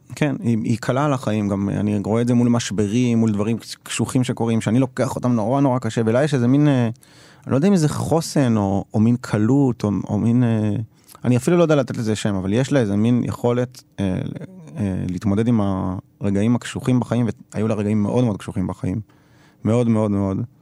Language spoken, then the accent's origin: Hebrew; Jerusalem, Jerusalem District, Israel; אני גדלתי בסביבה